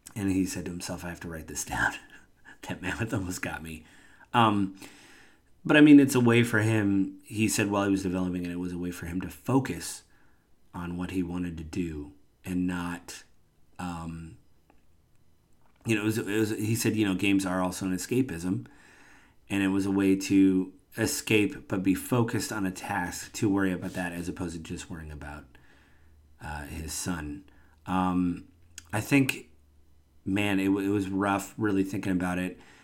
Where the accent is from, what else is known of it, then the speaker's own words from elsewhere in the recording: Washington, United States; I'm from Washington State.